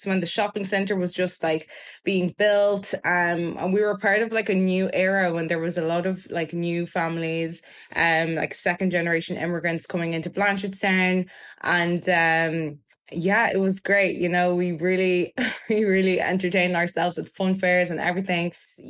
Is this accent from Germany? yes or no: yes; Germany; born there; because I was born in Germany, I think it just shows the innocence of a child's mind.